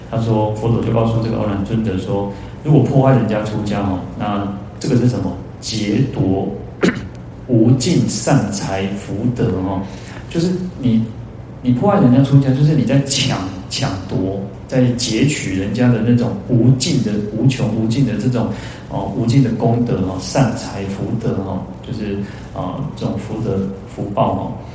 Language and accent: Chinese; Taiwan; 我们，呃，台湾人